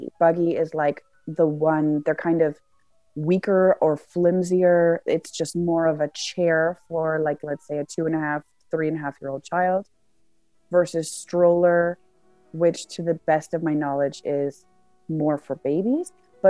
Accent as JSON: {"language": "English", "town": "Windsor", "region": "Ontario", "country": "Canada", "tie": "born or raised there", "said": "I was born in Windsor, which is right across the border to Detroit, Michigan, in the States."}